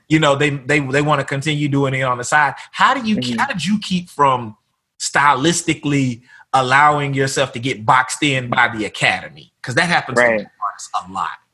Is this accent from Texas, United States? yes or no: yes; Tyler, Texas, United States; moved away; back home in mm-hmm. my hometown